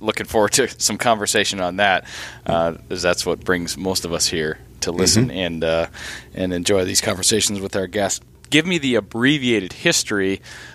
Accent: Duluth, Minnesota, United States; Duluth, Minnesota, my hometown

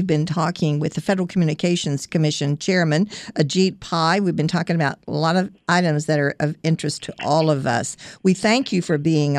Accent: Virginia, United States; I come from a small town in the mountains down in Virginia

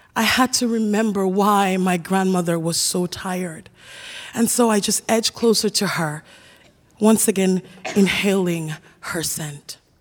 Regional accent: Sierra Leone; moved away; I decided to return to my home country of Sierra Leone. I was particularly excited to see my grandmother. She had raised me up until age three

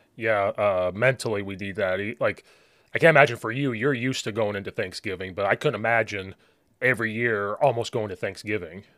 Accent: Central Illinois, United States; moved away; I'm from Central Illinois.

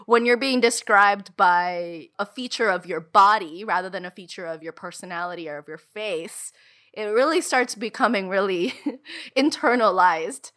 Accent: United States; we were raised in the United States

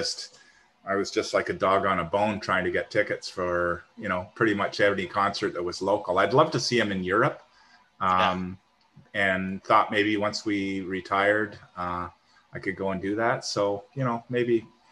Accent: Ontario, Canada; born and raised in Ontario, Canada, living in Ontario, Canada today.

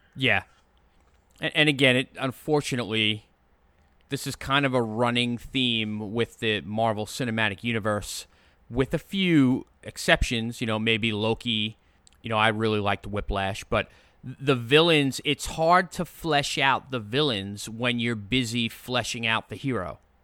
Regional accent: Long Island, New York, United States; I'm from Long Island

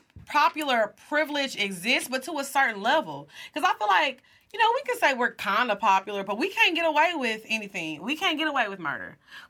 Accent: Dallas, Texas, United States; Hey, I'm from Dallas. And I eat Rudy's, period.

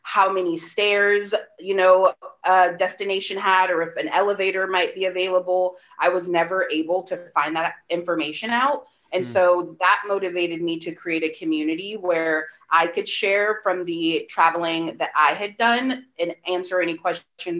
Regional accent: Bay Area, California, United States; born or raised there

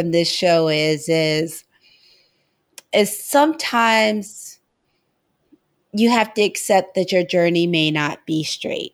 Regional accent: St. Louis, Missouri, United States; We're both from St. Louis, but we didn't know each other in St. Louis

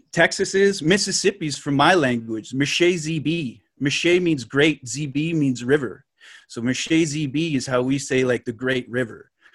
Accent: Lake Nipissing, Ontario, Canada; I'm, I'm from Lake Nipissing. So, like, Nipissing is, like, just north of North Bay

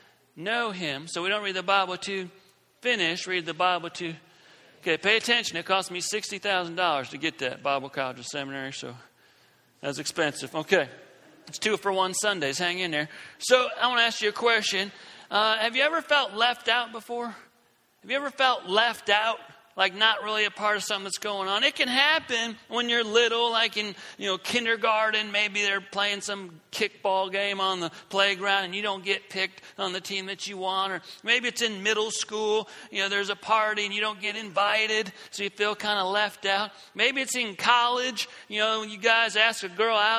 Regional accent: South Carolina, United States; I'm from South Carolina

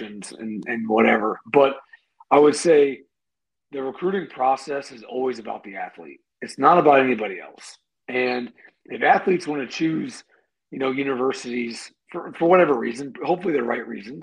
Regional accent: Canton, Ohio, United States; I grew up in Canton, Ohio, and I went to Glen Oak High School

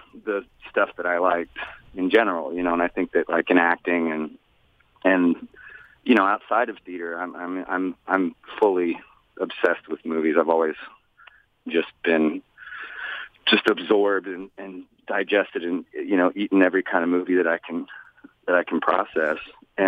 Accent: Austin, Texas, United States; I'm from Austin. It's not a very big place.

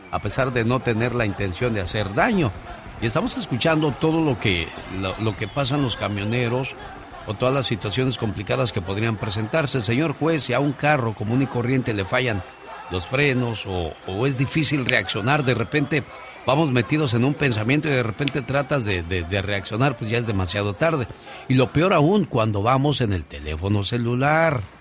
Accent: Noria de Molinos, Zacatecas, Mexico; moved away; porque un día salí de Zacatecas, de la Noria del Molino. Pero Zacatecas de la Noria del Molino nunca salió de mí.

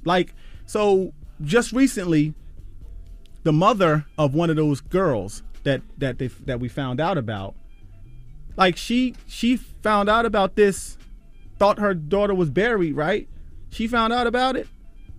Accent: Philadelphia, Pennsylvania, United States; I say John, I'm from Philly.

